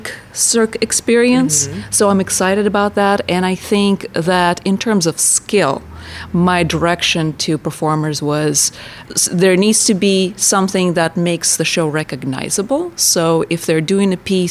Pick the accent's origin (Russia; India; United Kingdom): Russia; Saint Petersburg; moved away; St. Petersburg, Russia. Yeah, so I grew up next to Chinozeli Circus, which is the first original brick circus in Russia